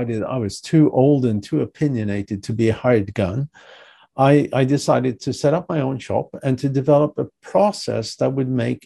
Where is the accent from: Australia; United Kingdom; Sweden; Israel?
Sweden; moved away as an adult; also born or lived in Europe; now in United States; I'm originally from Sweden. I left many years ago, but I'm originally from Sweden.